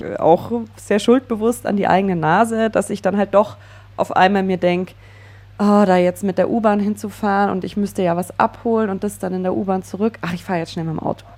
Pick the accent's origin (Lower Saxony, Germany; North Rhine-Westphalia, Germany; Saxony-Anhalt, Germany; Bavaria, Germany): Bavaria, Germany; Allgäu; Wir kommen beide aus dem Allgäu. Und wenn ja. ich da so an meine Jugend und Kindheit zurückdenke, die bei mir klassisch ländliches Leben geprägt war